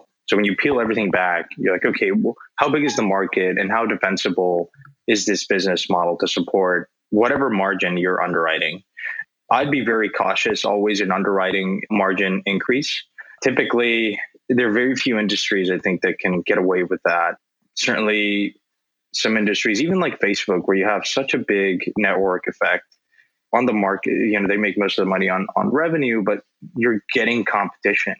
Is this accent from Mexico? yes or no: yes; Mexico; I grew up in Mexico